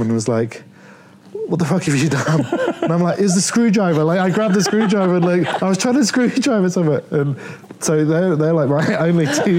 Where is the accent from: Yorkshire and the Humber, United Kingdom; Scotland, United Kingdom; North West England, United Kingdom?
Yorkshire and the Humber, United Kingdom; Leeds; also born or lived in Plymouth; I was born... on the south coast. I was born in Plymouth. This is what I feel weird about, because my identity, I was always a northerner. Like I grew up in Leeds.